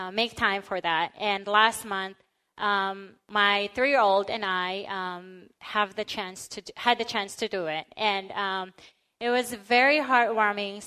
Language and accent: English; Philippines; now in United States; I grew up in the Philippines.